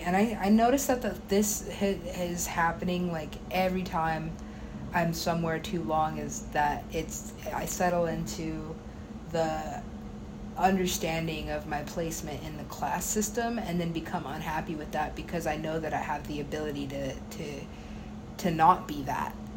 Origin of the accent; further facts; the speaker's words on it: United States; being an American